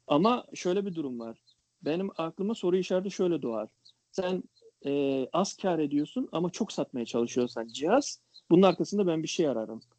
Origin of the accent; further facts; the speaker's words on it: Turkey; ben Türk olarak